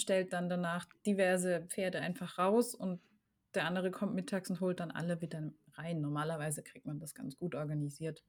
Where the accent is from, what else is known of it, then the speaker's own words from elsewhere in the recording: Germany; ich bin aufgewachsen im Grenzgebiet zu Frankreich